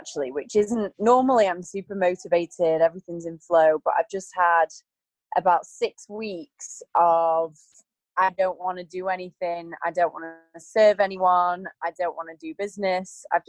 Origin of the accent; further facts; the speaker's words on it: between Blackpool and Preston, North West England, United Kingdom; moved away as an adult; also born or lived in Manchester, England / Los Angeles, United States; now in Bali, Indonesia; I grew up in Pulteney Field, which is in between Blackpool and Preston.